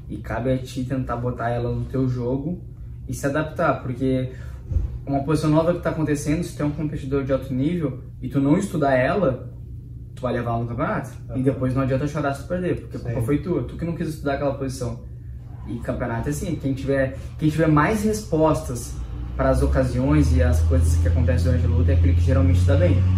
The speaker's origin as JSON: {"language": "Portuguese", "town": "Porto Alegre", "region": "Rio Grande do Sul", "country": "Brazil", "tie": "born there", "said": "eu nasci em Porto Alegre, né?"}